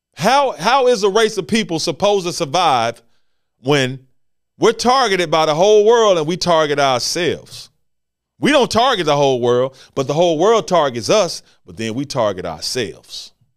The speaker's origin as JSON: {"language": "English", "town": "Memphis", "region": "Tennessee", "country": "United States", "tie": "born or raised there", "said": "Here in Memphis, Tennessee, my hometown"}